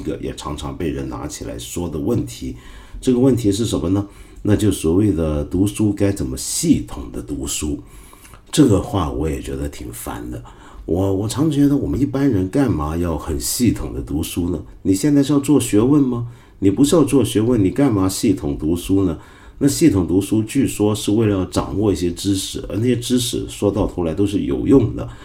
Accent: China; 我们中国人

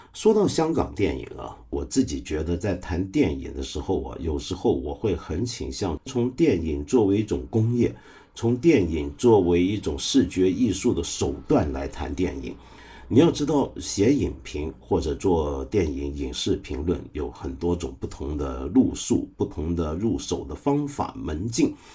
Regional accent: Guangdong, China; 就是我们广东话人有句话叫“吹水唔抹嘴”

